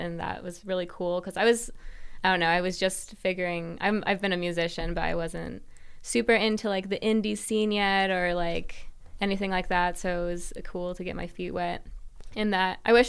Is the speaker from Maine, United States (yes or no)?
no; Boise, Idaho, United States; Well, I grew up in Boise.